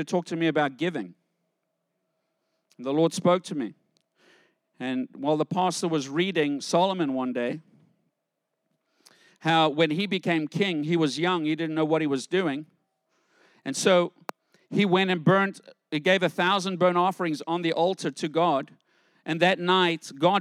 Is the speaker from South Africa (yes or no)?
yes; South Africa; I grew up in South Africa